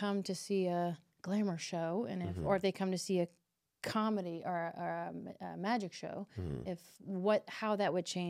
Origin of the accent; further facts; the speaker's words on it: Kentucky, United States; I'm from Kentucky.